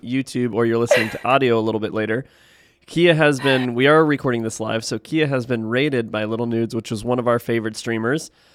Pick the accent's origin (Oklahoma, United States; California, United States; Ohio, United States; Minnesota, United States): Ohio, United States; now in Texas, United States; I'm from Texas, originally from Ohio